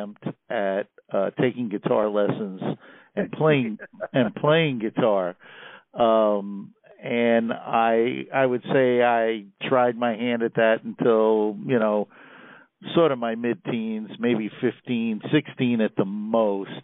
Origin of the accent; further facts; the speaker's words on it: New York City, New York, United States; moved away as an adult; now in Columbia, United States; I grew up in Queens, New York, a mere 10 minutes from our outgoing president